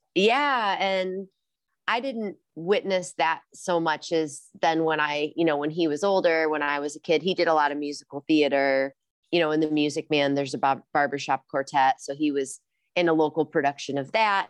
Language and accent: English; Rock Island, Illinois, United States; moved away as an adult; also born or lived in Los Angeles, California / Ojai, California; now in Decorah, Iowa, United States; I grew up in Rock Island, Illinois, so right across the Mississippi River from Iowa in the, an area called the Quad Cities